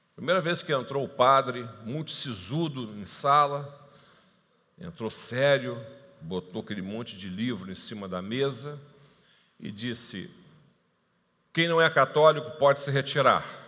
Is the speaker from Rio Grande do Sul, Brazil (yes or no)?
no; Niterói, Rio de Janeiro, Brazil; also born or lived in Tijuca, Rio de Janeiro; Eu moro em Niterói, embora seja carioca, da Gema, nasci na Tijuca, né? tijucano aqui, nasci na frente, no Hospital Evangélico, na frente do Morro do Salgueiro. Então, eu sou tijucano, assim, carioca da Gema, mas moro em Niterói desde o meu nascimento